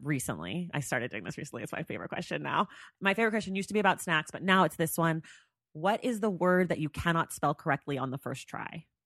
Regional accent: Oakland, California, United States; moved away as an adult; now in Los Angeles, United States; I'm from L A, or I live in L A. I'm from Oakland. I'm in Oakland right now.

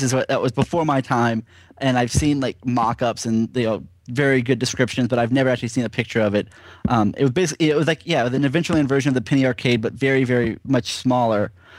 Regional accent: Florida, United States; I grew up in Florida

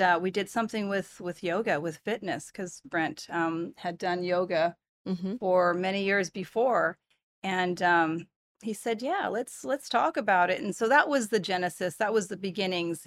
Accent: Bay Area, California, United States; moved away; also born or lived in Portland; I'm from the Bay Area

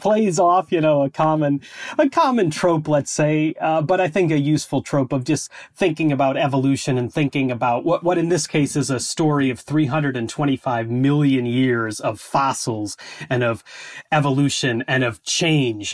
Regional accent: Chicago, Illinois, United States; moved away as an adult; now in Scotland, United Kingdom; I grew up in the Chicago area

